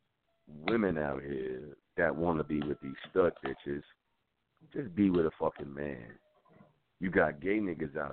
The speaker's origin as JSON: {"language": "English", "town": "New York City", "region": "New York", "country": "United States", "said": "I'm from the Bronx"}